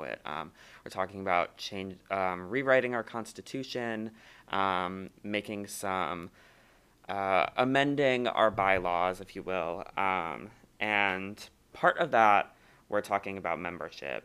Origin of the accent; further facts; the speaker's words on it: Ohio, United States; moved away as an adult; now in La Crosse, United States; I'm from Ohio, so I'm from pretty far away